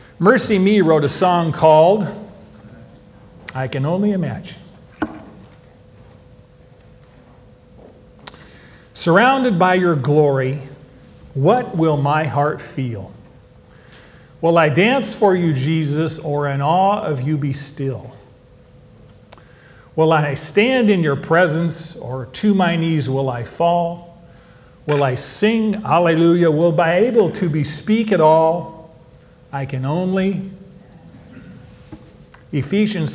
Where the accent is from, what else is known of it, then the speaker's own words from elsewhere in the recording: Modesto, California, United States; now in Bakersfield, United States; I was born in Modesto, which is my hometown. Today, I live in Bakersfield, which is home now.